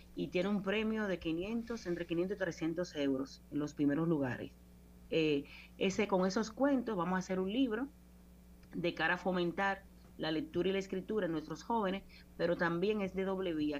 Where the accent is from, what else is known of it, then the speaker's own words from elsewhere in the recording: Dominican Republic; moved away as an adult; now in Madrid, Spain; Yo nací, me crié en el Batey Palabé